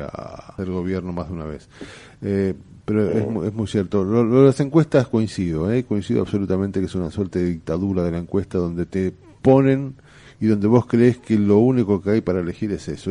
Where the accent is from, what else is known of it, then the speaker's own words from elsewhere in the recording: Argentina; soy argentino